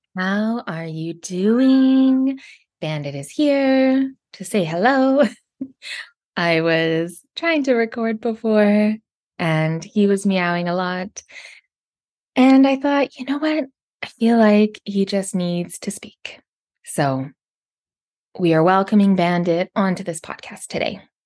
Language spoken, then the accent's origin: English; Canada; I'm from Canada